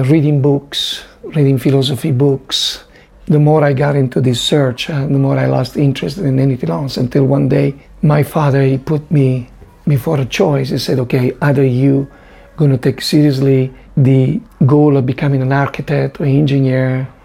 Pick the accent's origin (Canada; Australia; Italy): Italy; near the border of France, northern Italy; My parents lived in the north of Italy, near France, near the border of France